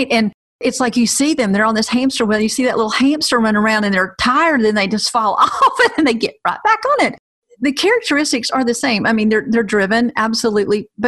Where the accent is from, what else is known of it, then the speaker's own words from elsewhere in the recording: the South, United States; hey, listen, I am from the South. I used to run a women's ministry, so I, everything seems like holy at this point.